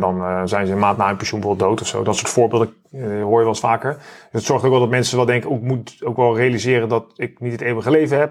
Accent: Netherlands

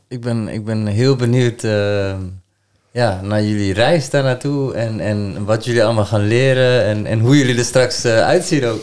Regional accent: Amsterdam, North Holland, Netherlands; now in Deventer, Netherlands; mijn geboorteplaats eh, gaan. Amsterdam

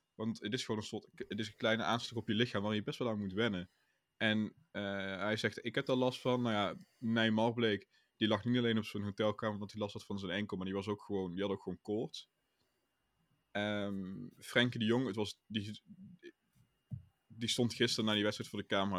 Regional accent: Netherlands; als Nederlander

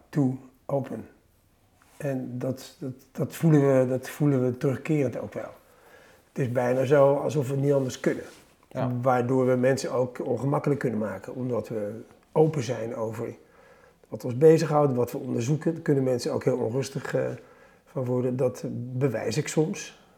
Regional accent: The Hague, South Holland, Netherlands; Ik had mijn jeugd in Den Haag

